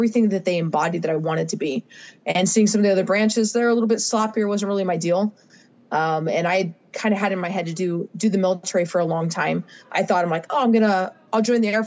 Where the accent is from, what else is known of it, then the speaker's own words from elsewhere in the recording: Okinawa, Japan; moved away; I grew up in Okinawa, Japan. That's where I spent about 17 years of my life.